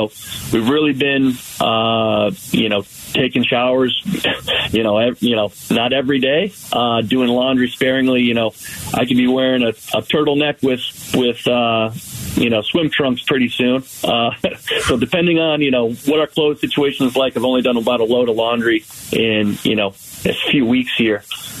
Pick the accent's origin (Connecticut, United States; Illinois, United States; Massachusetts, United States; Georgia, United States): Massachusetts, United States; moved away as an adult; now in Rio Verde, United States; I'm from Massachusetts. So originally, you know, I've had well water my entire life